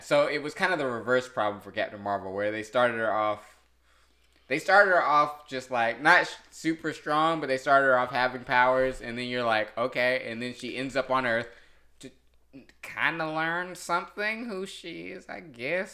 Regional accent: North Carolina, United States; I'm from North Carolina

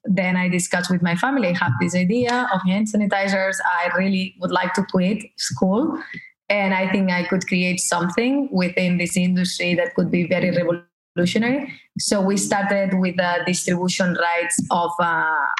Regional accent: Barcelona, Catalonia, Spain; moved away as an adult; also born or lived in Paris / Los Angeles; now in United States; I was raised in Barcelona. I spent until 32 years old in Barcelona.

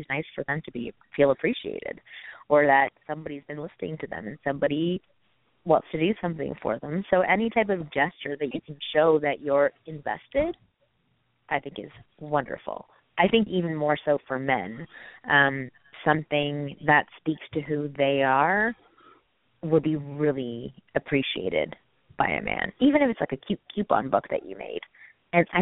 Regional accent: Canada; moved away as an adult; now in United States; I'm Canadian and I needed a green card

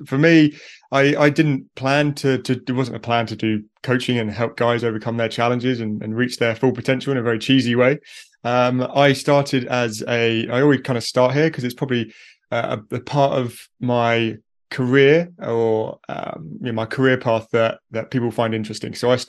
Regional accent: United Kingdom; accent: British; So I'm from the UK.

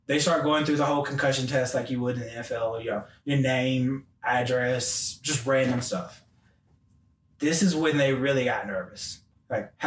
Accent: Memphis, Tennessee, United States; moved away as an adult; also born or lived in Knoxville, Tennessee; I'm from Memphis, Tennessee, born and raised.

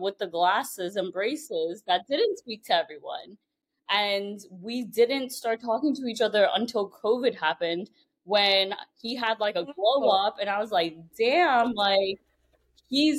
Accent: New York City, New York, United States; moved away as an adult; I grew up in Brooklyn

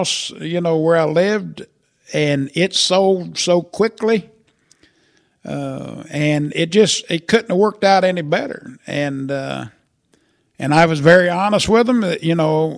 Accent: Murrayville, Illinois, United States; I got roots in Murrayville. Been there all my life

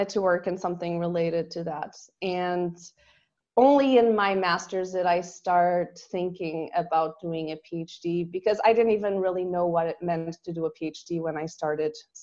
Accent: Portugal; English is a second language; moved away as an adult; now in Austria; I'm from Portugal, which is a coastal country

